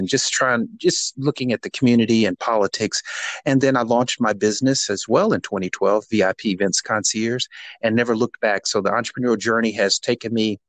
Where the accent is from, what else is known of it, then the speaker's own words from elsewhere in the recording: Gary, Indiana, United States; moved away as an adult; born and raised in Gary, Indiana